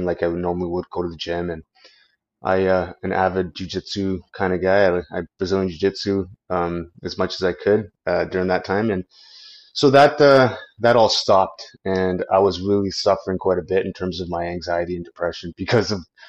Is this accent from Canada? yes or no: yes; Canada; I'm a Canadian law enforcement officer and veteran